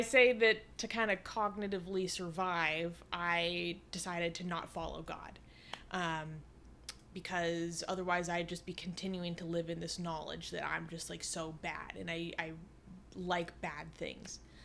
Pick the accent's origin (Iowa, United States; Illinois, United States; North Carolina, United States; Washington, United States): Washington, United States; Seattle; I grew up in Seattle, you know, in the nineties and two thousands.